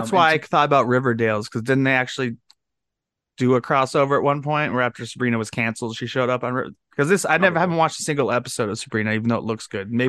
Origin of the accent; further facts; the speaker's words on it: Ireland; I'm Irish.